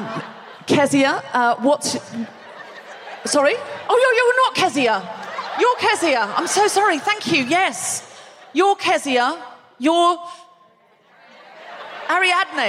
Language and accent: English; Brisbane, Queensland, Australia; moved away; also born or lived in Gold Coast; I was born in Brisbane, raised here partly, raised on the Gold Coast partly.